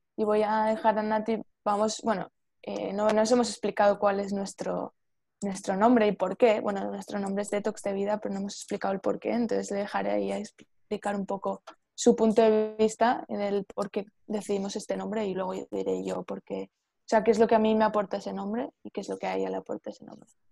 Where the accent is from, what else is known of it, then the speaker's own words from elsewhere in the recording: Spain; yo soy de España